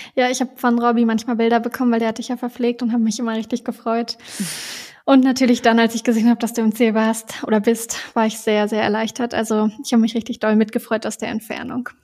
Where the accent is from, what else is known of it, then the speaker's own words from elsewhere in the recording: Duderstadt, Lower Saxony, Germany; moved away; in Duderstadt, also in meiner Heimatstadt